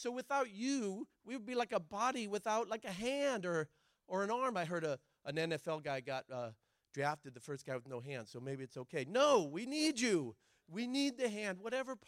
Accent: Oregon, United States; I'm from Oregon. My dad's from Argentina

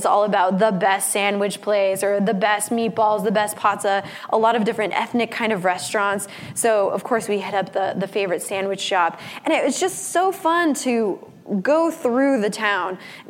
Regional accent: Los Angeles, California, United States; moved away; San Pedro is known for, other than being my hometown. It's the place where I grew up.

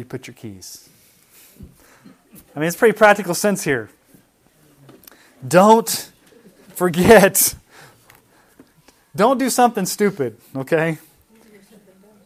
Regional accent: Texas, United States; I was from Texas

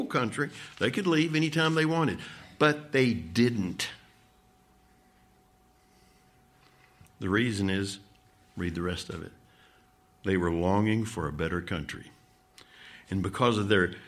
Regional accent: Midwest, United States; also born or lived in the South; I grew up out in the Midwest

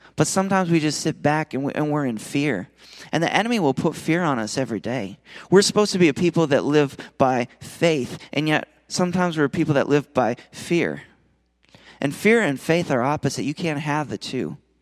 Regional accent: Minnesota, United States; now in Nashville, United States; I'm from Minnesota originally

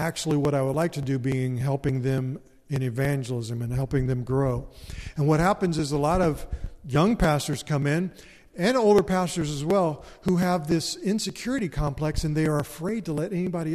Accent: Erlanger, Kentucky, United States; moved away as an adult; also born or lived in San Diego, California; the church I grew up in Erlanger, Kentucky

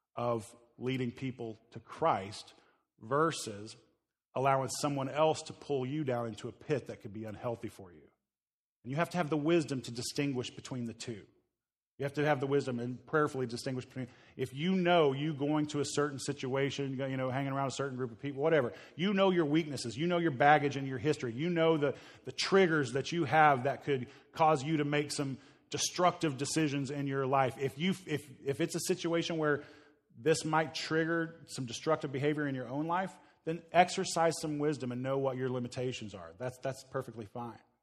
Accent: Midwest, Oklahoma area, United States; moved away; I grew up in the Midwest, uh, Oklahoma area

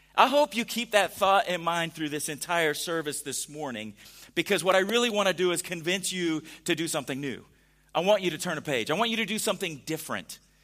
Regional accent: California, United States; now in Missouri, United States; growing up in California

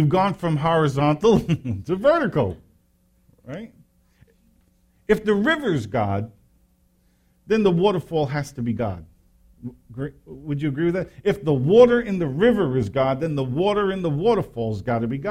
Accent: New York, United States; I grew up in New York

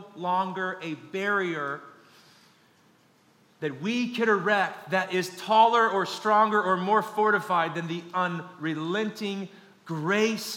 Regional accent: Kansas, United States; I'm born and raised in Kansas

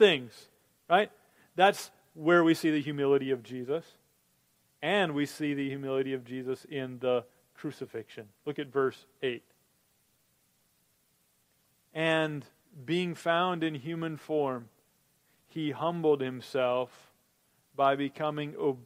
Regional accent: Minnesota, United States; I grew up in Minnesota

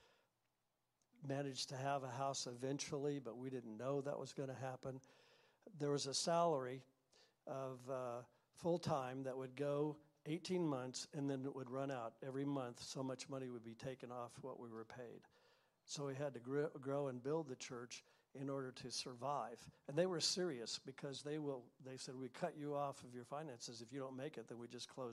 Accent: Missouri, United States; moved away as an adult; also born or lived in Humboldt, Kansas / Colorado; now in California, United States; I was raised in Missouri, a little town of 13,000.

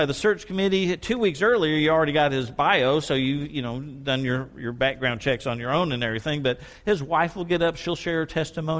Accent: Sherman, Texas, United States; Pastor, when I grew up in Sherman, Texas, we went door to door 5:30 on Tuesday afternoons and knocked on every community door.

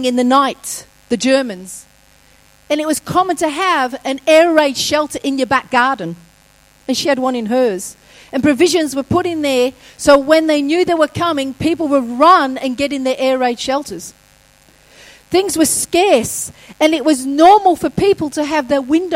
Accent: England, United Kingdom; moved away; as a kid, I grew up in England

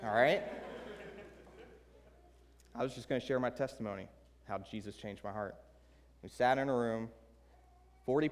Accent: Southern Maryland, United States; also born or lived in Baltimore, Maryland / Cambridge, Maryland; I grew up in Southern Maryland, a hostile atheist

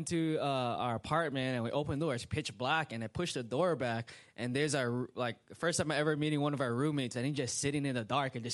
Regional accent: Hawaii, United States; moved away as an adult; now in Indiana, United States; It's just a different culture growing up in Hawaii

